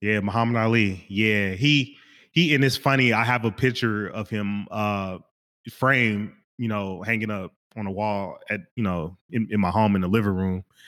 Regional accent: Kansas City, Kansas, United States; moved away; I'm originally from Kansas, Kansas City, Kansas

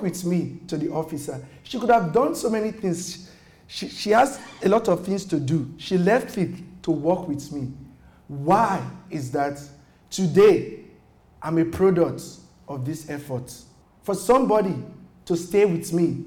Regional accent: Nigeria; moved away as an adult; now in United States; I am fleeing from Nigeria

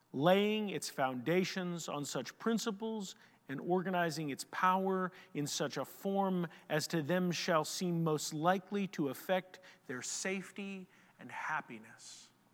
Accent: United States

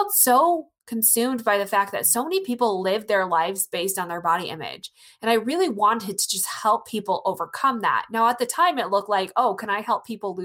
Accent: rural Iowa, United States; I'm from Iowa, rural Iowa

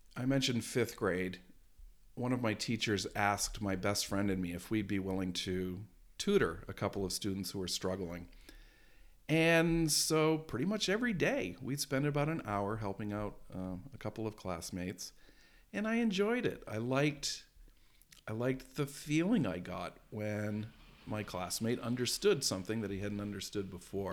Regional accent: Maine, United States; I grew up in Maine

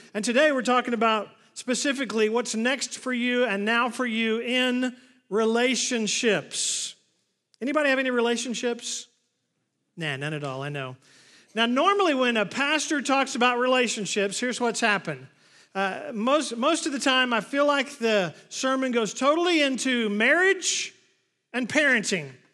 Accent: Oklahoma, United States; moved away; I grew up in Oklahoma

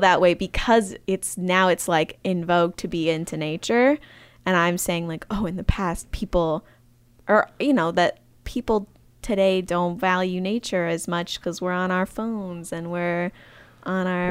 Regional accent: small town Michigan, United States; moved away; I'm from Michigan, mm-hmm. small town Michigan

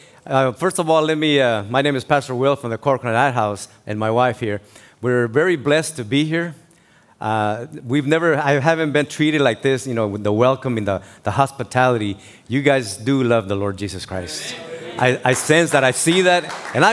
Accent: Tijuana, Baja California, Mexico; moved away; I grew up was born in Mexico, in Tijuana, Baja California, and I was born in the Colonia Independencia.

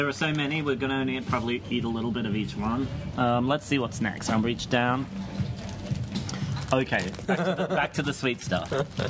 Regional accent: Brisbane, Queensland, Australia

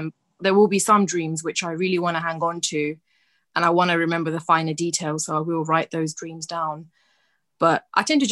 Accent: London, United Kingdom; I was born in London, been living here pretty much all my life

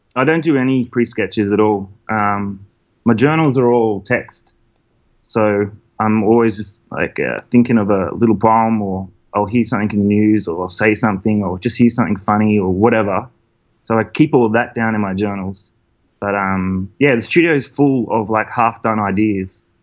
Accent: Maitland, New South Wales, Australia; moved away as an adult; also born or lived in Newcastle / Melbourne; I'm from the Hunter Valley. Hunter so I grew up. Yeah, so I grew up like uh, out near Maitland.

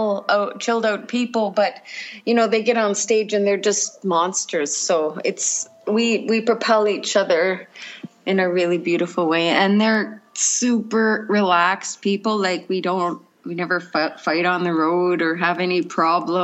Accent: Cambridge Bay, Nunavut, Canada; I'm from Nunavut, Cambridge Bay. Born in Cambridge Bay

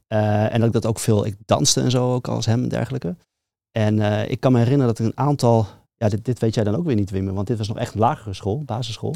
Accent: near Leeuwarden, Friesland, Netherlands; maar wel daar mijn hele jeugd eh, getoefd inderdaad. Um, klein dorpje naast Leeuwarden geboren.

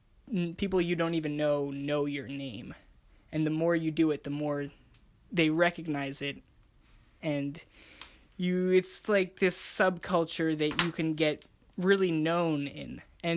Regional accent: Montreal, Quebec, Canada; So I'm 18 years old, and I come from Montreal, Quebec, up in Canada.

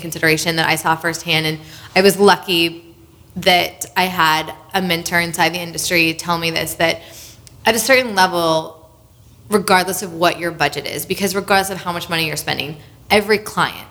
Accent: California, United States; moved away; I'm from California.

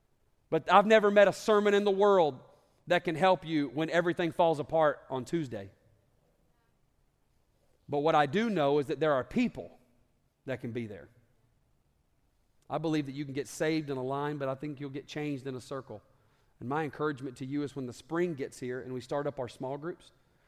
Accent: the South, United States; also born or lived in Alabama; And I grew up in the South, and football is kind of a big deal.

